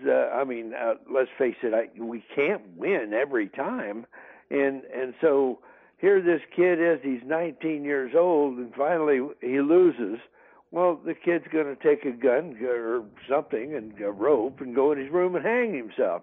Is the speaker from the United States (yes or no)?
yes; northeastern Kansas, United States; I grew up in Kansas, uh, northeastern Kansas